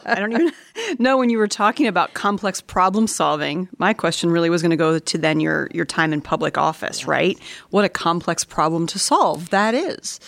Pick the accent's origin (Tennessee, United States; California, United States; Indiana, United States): Indiana, United States; I grew up in Indiana